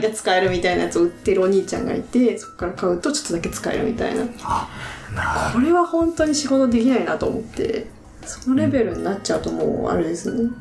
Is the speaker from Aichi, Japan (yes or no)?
yes; Aichi, Japan; now in Tokyo, Japan; 私も愛知出身なんですけど